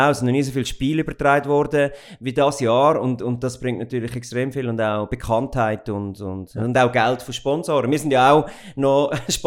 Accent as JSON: {"language": "German", "town": "Goldau", "region": "Schwyz", "country": "Switzerland", "tie": "born or raised there", "said": "Wir sind in, in Goldau aufgewachsen und auf der Rigi äh, Skifahren und dann in den Skiclub"}